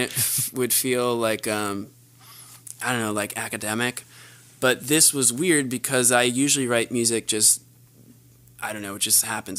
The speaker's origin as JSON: {"language": "English", "region": "New Jersey", "country": "United States", "tie": "born or raised there", "moved": "as an adult", "lives_now": "Los Angeles, United States", "said": "I'm from the East Coast, New Jersey"}